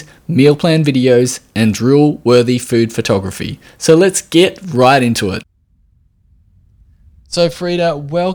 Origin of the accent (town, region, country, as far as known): Australia